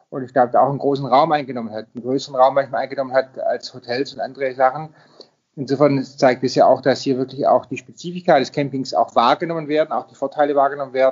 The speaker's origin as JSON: {"language": "German", "region": "Baden-Württemberg", "country": "Germany", "tie": "born or raised there", "said": "Darüber hinaus ähm, ist gerade jetzt auch mein Heimatland Baden-Württemberg"}